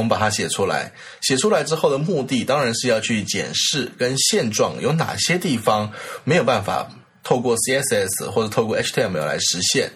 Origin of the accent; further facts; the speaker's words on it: Taiwan; 我是我台湾过来